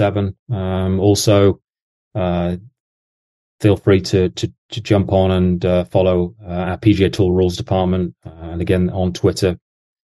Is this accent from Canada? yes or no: no; England, United Kingdom; now in Jacksonville, United States; as an Englishman.